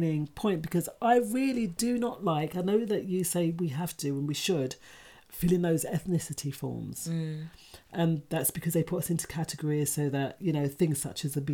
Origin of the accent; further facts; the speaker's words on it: United Kingdom; I'm not English. I don't even say that I'm Jamaican. I'm more say that I'm UK Black.